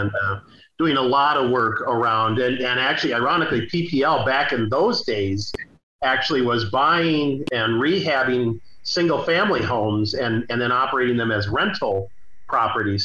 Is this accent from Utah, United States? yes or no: no; St. Paul, Minnesota, United States; I grew up in the Rondo and and Frogtown neighborhoods